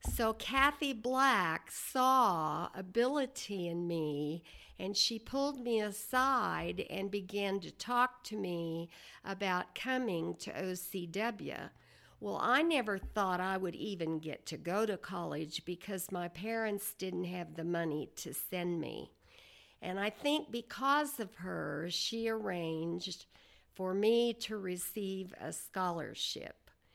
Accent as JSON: {"language": "English", "town": "Ames", "region": "Oklahoma", "country": "United States", "tie": "born or raised there", "said": "I was born in nineteen thirty-seven on a farm near Ames, Oklahoma"}